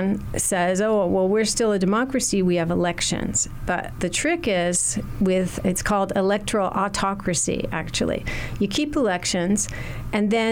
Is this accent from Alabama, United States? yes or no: no; Los Angeles, California, United States; I grew up in Southern California on the beach in Pacific Palisades